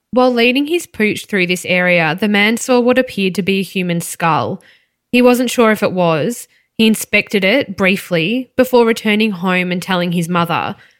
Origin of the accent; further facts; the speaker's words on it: Melbourne, Victoria, Australia; growing up in Melbourne's East.